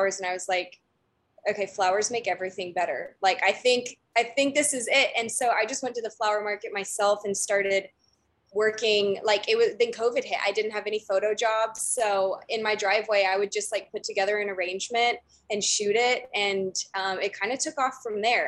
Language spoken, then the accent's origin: English; Dallas, Texas, United States; moved away as an adult; now in California, United States; I'm from Dallas, grew up in Dallas, and then I came out here to California for college